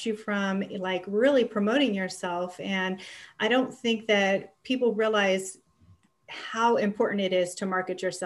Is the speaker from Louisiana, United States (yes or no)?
no; Ohio, United States; moved away as an adult; also born or lived in California; I grew up in Ohio